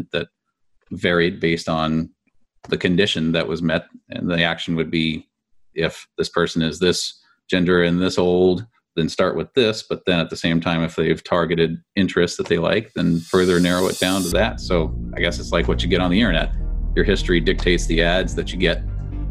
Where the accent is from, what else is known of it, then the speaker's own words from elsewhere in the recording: California, United States; Being a Californian